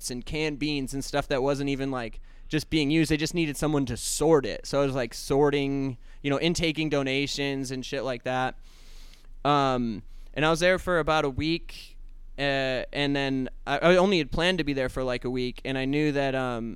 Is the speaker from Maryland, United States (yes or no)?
no; Los Angeles, California, United States; California, Los Angeles